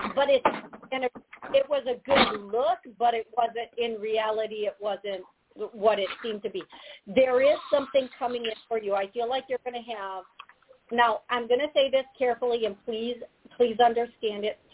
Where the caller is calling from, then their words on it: Georgia, United States; I'm calling from Georgia.